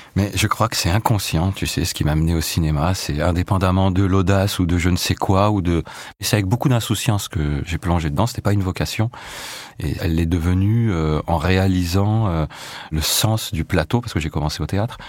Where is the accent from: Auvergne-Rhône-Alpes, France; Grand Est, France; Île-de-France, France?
Auvergne-Rhône-Alpes, France; Échirolles; moved away as an adult; also born or lived in La Tronche / Paris; Donc je suis né effectivement à La Tronche, à l'île verte dans le centre-ville, on y est resté quelques années. Et puis en 74, euh, mon père euh, a travaillé à Échirol, qui est une commune voisine.